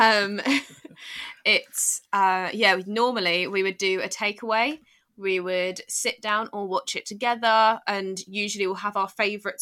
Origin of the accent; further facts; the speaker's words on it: United Kingdom; I'm British myself